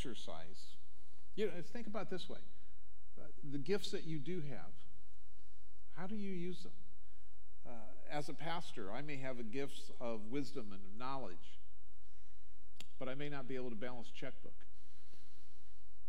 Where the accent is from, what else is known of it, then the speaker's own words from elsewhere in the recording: Omaha, Nebraska, United States; When I grew up in Omaha